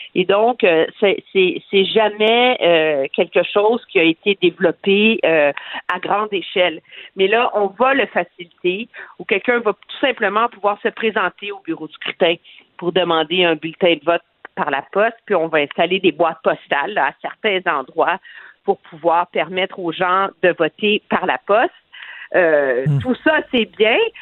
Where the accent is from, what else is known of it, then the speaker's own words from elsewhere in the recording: Quebec, Canada; chez nous au Québec